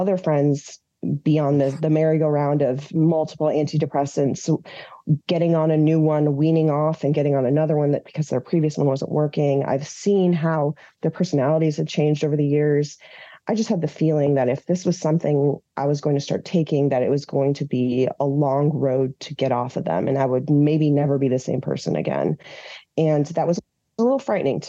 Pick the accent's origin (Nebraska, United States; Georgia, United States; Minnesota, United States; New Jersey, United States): Minnesota, United States; moved away as an adult; now in Washington, D.C., United States; I was born in D.C. to Iranian immigrants. I grew up in Minnesota and then came back to DC in 2004